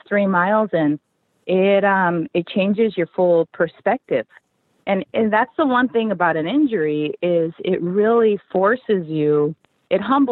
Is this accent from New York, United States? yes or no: no; Long Beach, California, United States; born or raised there